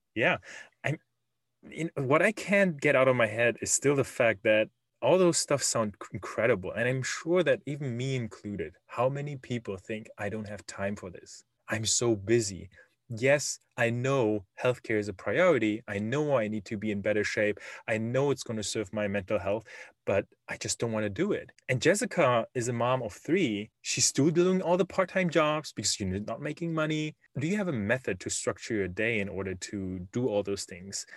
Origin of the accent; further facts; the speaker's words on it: Germany; English is a second language; moved away as an adult; now in Silicon Valley, United States; I was born and raised in Germany